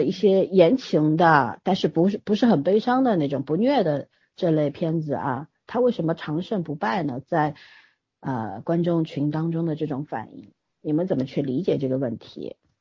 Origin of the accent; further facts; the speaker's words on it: China; 我们中国人